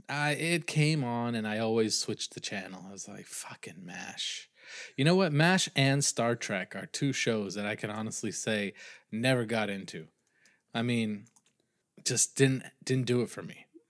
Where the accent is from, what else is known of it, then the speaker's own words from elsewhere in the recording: New England, United States; I'm from New England